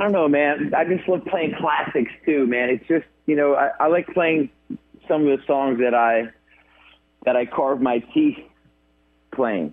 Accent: New York, United States; now in Nashville, United States; I'm a New Yorker

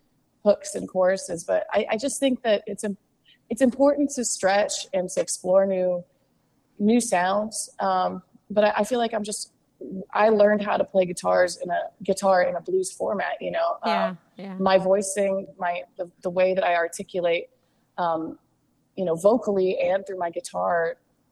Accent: Kansas City, Missouri, United States; I'm from Kansas City

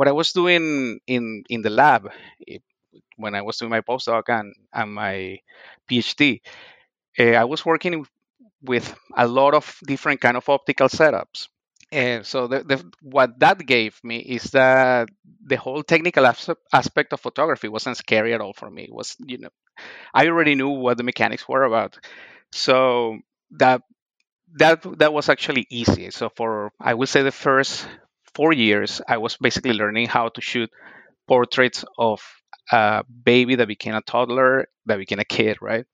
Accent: La Guaira, Venezuela; English is a second language; moved away as an adult; also born or lived in Ohio / Boston; now in Mohawk Valley, United States; I am originally from Venezuela. I grew up in the town of La Guaira, mostly playing baseball and surfing

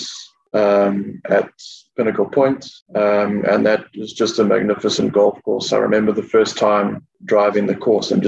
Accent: Durban, KwaZulu-Natal, South Africa; moved away as an adult; now in Mauritius; I grew up in Durban

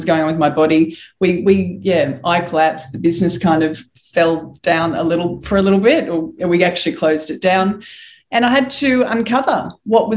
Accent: Wollongong, New South Wales, Australia; I was born in the Gong. For anyone that doesn't know that, it's Wollongong.

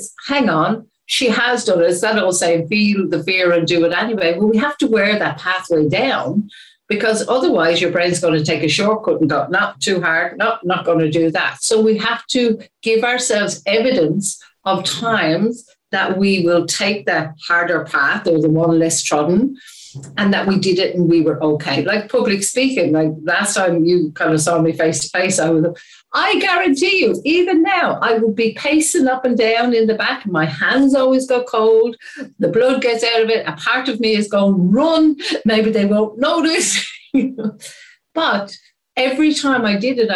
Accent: Ireland; I am Irish

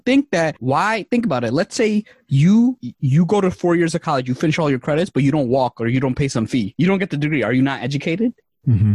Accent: New York City, New York, United States; also born or lived in Bangladesh; I came here when I was three years old

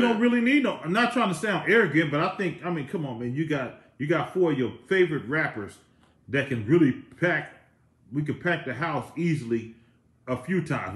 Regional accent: the Bay Area, California, United States; I'm from the Bay

